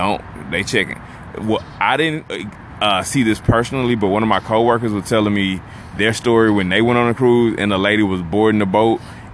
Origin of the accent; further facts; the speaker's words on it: United States; I know I'm American.